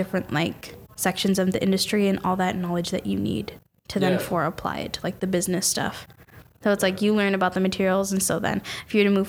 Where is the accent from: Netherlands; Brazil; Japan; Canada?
Canada; Mississauga, Ontario; I'm like, I'm from like a place called Mississauga, which is near Toronto.